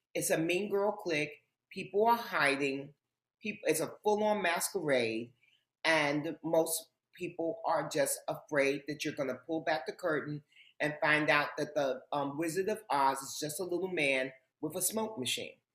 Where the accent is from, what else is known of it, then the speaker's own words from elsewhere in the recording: New York City, New York, United States; I grew up in Harlem, and contrary to popular belief, growing up in Harlem was not uh, a scary um, and uh, a hardship for me. Um, it was home